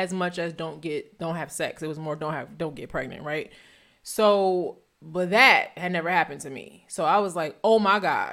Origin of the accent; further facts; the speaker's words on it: New Jersey, United States; also born or lived in Philadelphia; I'm from North Jersey